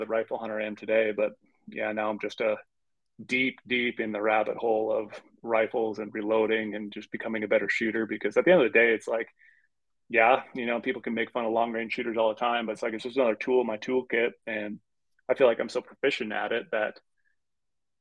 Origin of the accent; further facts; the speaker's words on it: Minnesota, United States; When I grew up rifle hunting in Minnesota